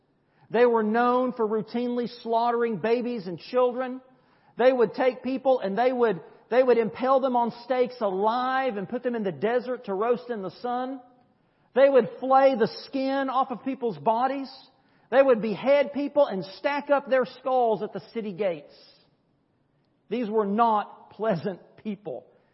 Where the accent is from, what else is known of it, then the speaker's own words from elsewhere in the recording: United States; I am a Christian first, I'm an American second.